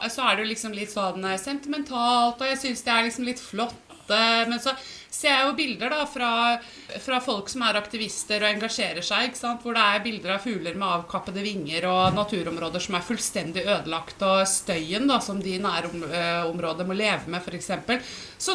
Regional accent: Finnmark, Norway; nå er det jo viktig å si det at jeg har vokst opp i Finnmark og har familie i Fredrikstad.

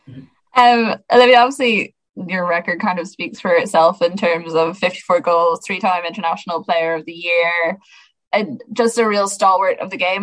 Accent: Sligo, Connacht, Ireland; I'm from Sligo

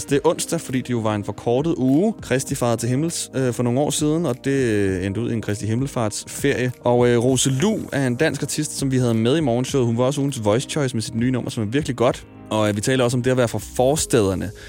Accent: Smørum, Capital Region of Denmark, Denmark; og jeg kommer fra Smørmag. En forstad

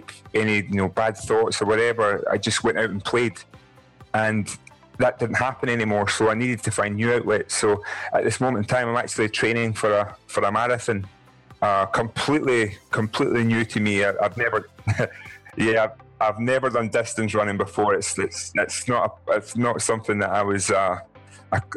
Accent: Scotland, United Kingdom; I'm 6'10", I'm black, and I'm Scottish.

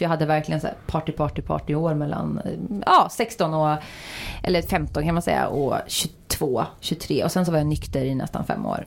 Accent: Uddevalla, Västra Götaland, Sweden; där jag kommer från, småstad Uddevalla.

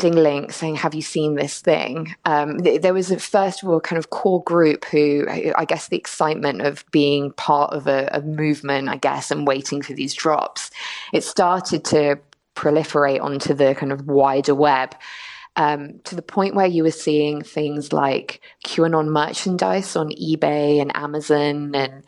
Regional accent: London, United Kingdom; also born or lived in Dublin, Ireland; now in United States; I was born in London to Irish parents, lived in Dublin for 3 years, and then moved to the US, and I've been here for about 4 years now.

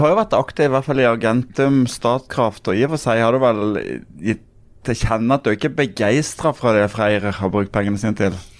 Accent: Sørlandet, Norway; jeg kommer fra, fra Sørlandet

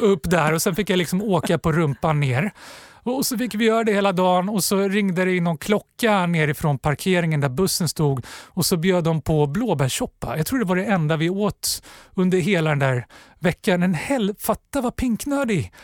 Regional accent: Stockholm, Stockholm County, Sweden; born or raised there

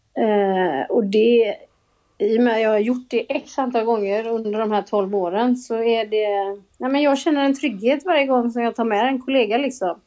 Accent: Gothenburg, Västra Götaland, Sweden; jag kommer ju från Göteborg, det kanske hörs

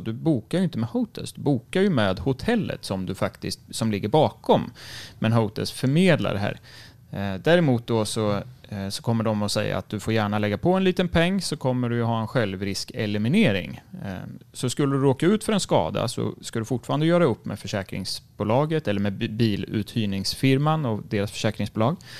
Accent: Sweden; som svensk

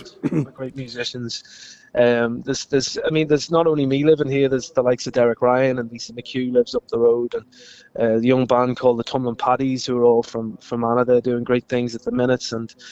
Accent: Liverpool, North West England, United Kingdom; moved away as an adult; now in Fermanagh, United Kingdom; I grew up in Liverpool, but I've been in Fermanagh now for the last 10 years.

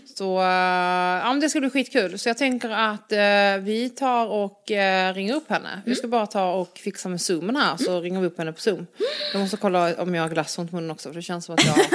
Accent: Ystad, Skåne, Sweden; jag är också från Ystad.

